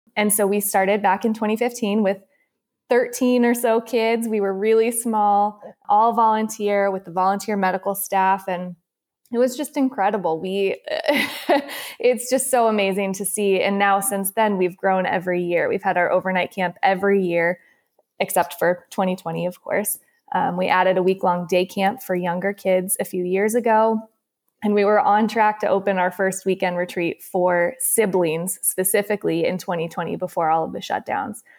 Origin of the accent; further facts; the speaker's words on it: San Diego, California, United States; moved away as an adult; now in Boston, United States; I'm from San Diego originally